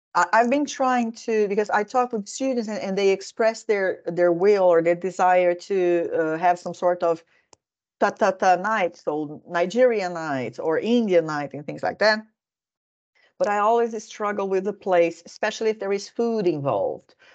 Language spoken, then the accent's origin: English; Brazil; moved away as an adult; also born or lived in Helsinki, Finland; now in Finland; I am originally from Brazil